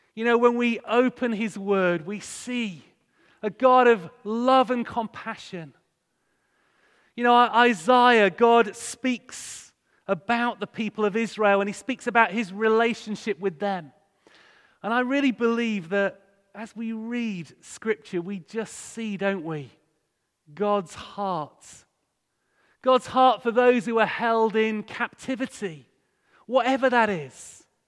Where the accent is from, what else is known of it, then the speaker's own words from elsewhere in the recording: Hull, Yorkshire and the Humber, United Kingdom; moved away as an adult; also born or lived in Bradford; I grew up in Hull